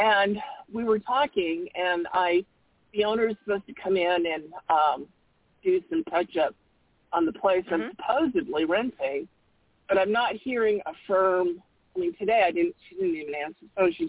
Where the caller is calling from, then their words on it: Arizona, United States; from Arizona.